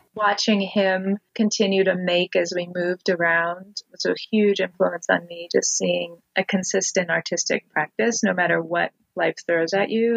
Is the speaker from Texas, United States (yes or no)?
no; Montana, United States; moved away as an adult; now in Olympia, United States; I was born in Montana and consider Montana home.